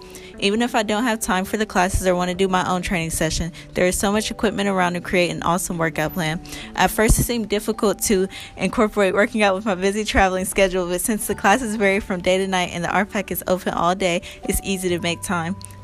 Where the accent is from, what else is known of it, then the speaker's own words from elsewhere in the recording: Columbus, Ohio, United States; I'm a first year here at OSU. I was born in Columbus and live about 30 minutes from campus. As a commuter